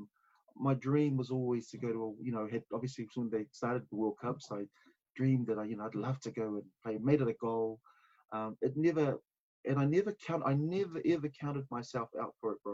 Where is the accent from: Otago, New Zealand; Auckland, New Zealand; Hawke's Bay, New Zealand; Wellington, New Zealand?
Auckland, New Zealand; also born or lived in Samoa / Otara, Auckland; From Oweraka, we moved out to Henderson out west, where I did a lot of my growing